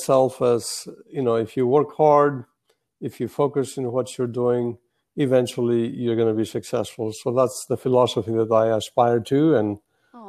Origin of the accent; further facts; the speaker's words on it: Greece; moved away as an adult; now in Texas, United States; I moved actually from Greece to the U.S. in 1974, but I moved to Texas in 79.